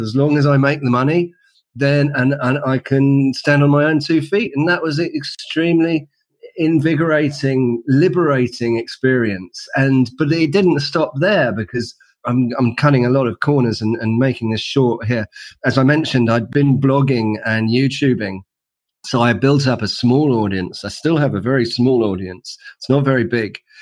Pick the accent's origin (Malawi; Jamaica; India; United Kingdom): United Kingdom; London; in London, in the UK, as you can probably tell from my accent